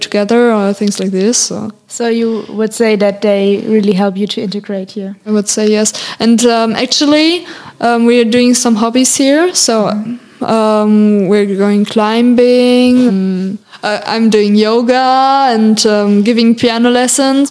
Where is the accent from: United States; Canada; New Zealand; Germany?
Germany; English is a second language; moved away as an adult; now in France; as a German person